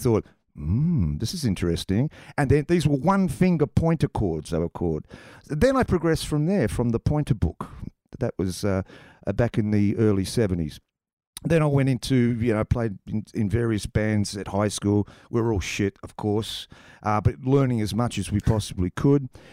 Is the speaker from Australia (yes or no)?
yes; Tasmania, Australia; I come from Tasmania, mate. Pretty sheltered place